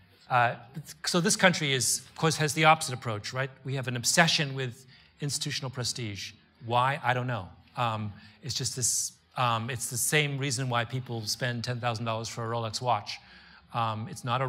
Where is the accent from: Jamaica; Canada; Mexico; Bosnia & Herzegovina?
Canada; moved away as an adult; also born or lived in Washington, D.C.; I grew up in Canada